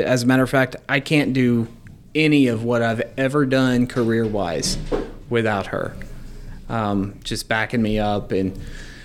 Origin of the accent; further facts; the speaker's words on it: Forney, Texas, United States; also born or lived in Mesquite, Texas; I was raised on the east side of Dallas, in Forney, and I spent the first half of my childhood in Mesquite, and then I moved out to Forney, graduated there